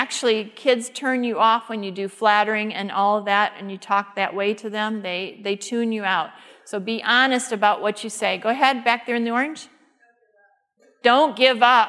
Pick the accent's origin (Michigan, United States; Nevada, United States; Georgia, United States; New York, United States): Michigan, United States; Detroit; where I grew up in the Detroit area